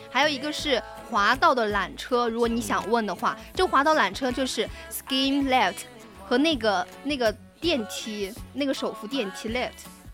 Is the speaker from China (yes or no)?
yes; southern China, China; 作为一个南方人，真的太稀罕雪了